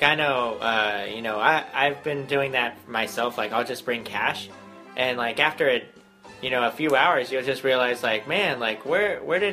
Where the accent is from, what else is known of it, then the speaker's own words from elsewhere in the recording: Las Vegas, Nevada, United States; we're from Vegas